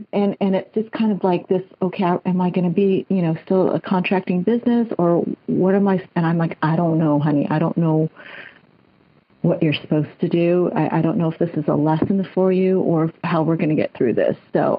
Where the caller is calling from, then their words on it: Moorpark, California, United States; I'm calling from Moore Park, California, Southern California, near L.A.